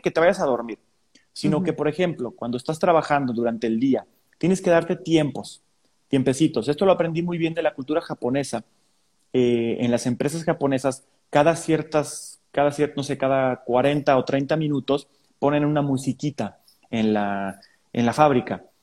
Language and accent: Spanish; San Luis Potosí, Mexico; soy de San Luis Potosí